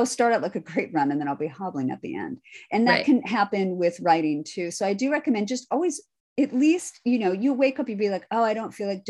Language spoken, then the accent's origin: English; Midwest, United States; I'm from the Midwest